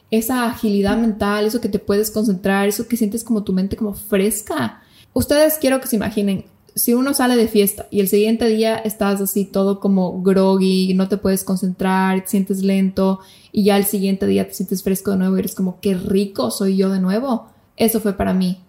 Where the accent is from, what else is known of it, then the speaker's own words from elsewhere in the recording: Ecuador; moved away as an adult; also born or lived in Bali / Malaysia / Turkey; now in Buenos Aires, Argentina; como ecuatorianos podemos quedarnos